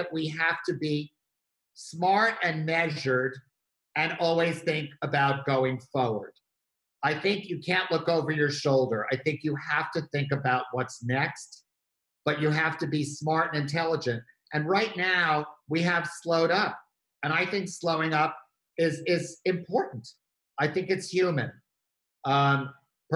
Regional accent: New York, United States; as a New Yorker

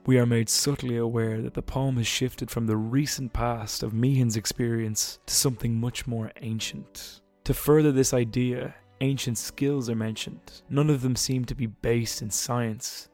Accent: Ireland; I'm Irish

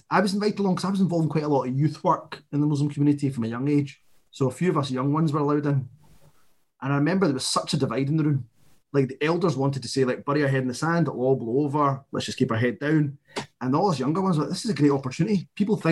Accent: Glasgow, Scotland, United Kingdom; a boy growing up in Glasgow

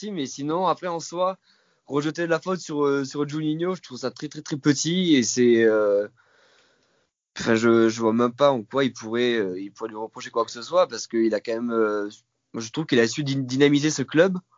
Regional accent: Lyon, Auvergne-Rhône-Alpes, France; ça me fait ça chier de le dire quand même parce que bon, étant donné que je suis lyonnais

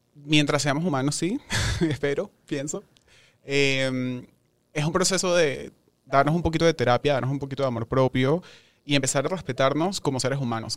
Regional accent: Venezuela; moved away as an adult; now in Mexico; somos muchos los venezolanos que estudiamos y nos preparamos

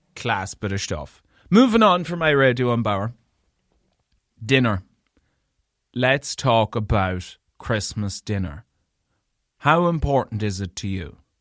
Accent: Leitrim, Connacht, Ireland; I'm from Leitrim

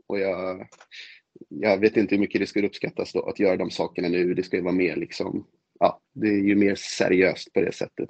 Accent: Stockholm, Stockholm County, Sweden; jag hoppas ju verkligen som stockholmare

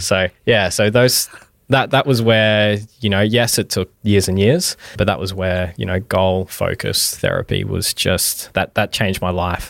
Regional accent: Mackay, Queensland, Australia; also born or lived in Townsville; I was born and raised in Mackay, and so went through primary, high school in Mackay

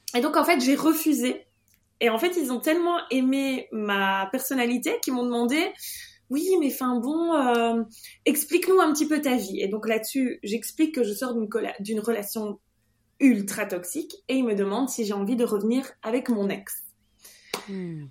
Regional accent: Belgium; je suis belge

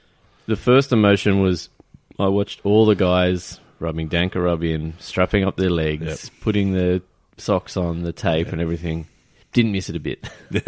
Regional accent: Australia; As an Aussie

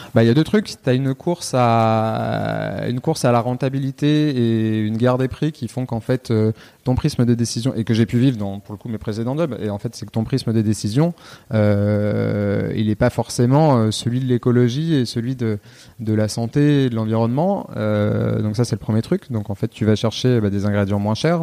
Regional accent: Lyon, Auvergne-Rhône-Alpes, France; also born or lived in Nantes; je suis originaire de Lyon

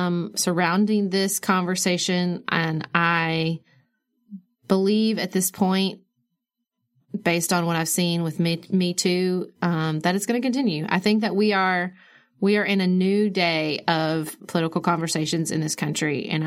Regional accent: Paducah, Kentucky, United States; because I come from Paducah is a very artistic community. We focus on the arts. We are a UNESCO Arts and Crafts City, all these things.

